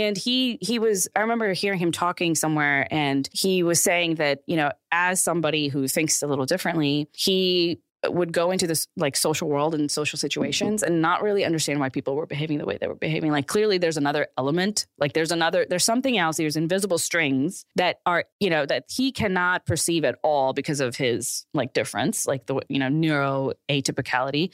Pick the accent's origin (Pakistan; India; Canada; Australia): Pakistan; now in United States; I grew up in Pakistan